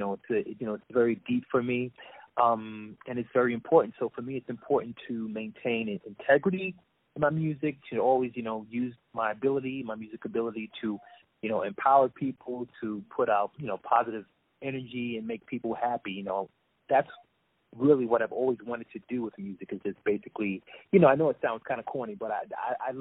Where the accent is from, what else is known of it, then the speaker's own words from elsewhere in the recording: New York City, New York, United States; I'm originally from New York City